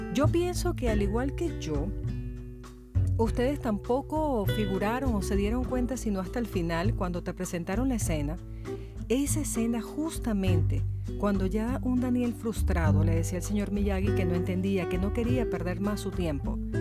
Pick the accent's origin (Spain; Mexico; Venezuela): Venezuela; moved away; yo soy abogada en la vida real, en mi país Venezuela